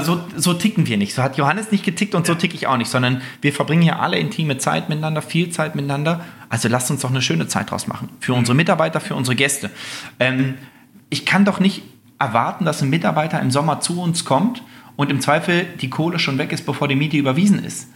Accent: Göttingen, Lower Saxony, Germany; now in Sylt, Germany; Also ich, ich komme aus Göttingen

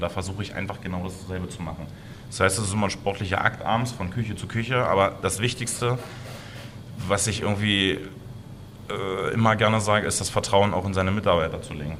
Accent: Blankenburg, Saxony-Anhalt, Germany; in meinem Heimatort Blankenburg

